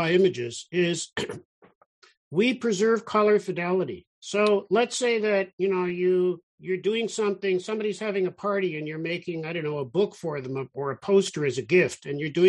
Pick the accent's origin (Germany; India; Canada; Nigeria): Canada; Toronto, Ontario; also born or lived in Israel; I grew up in Toronto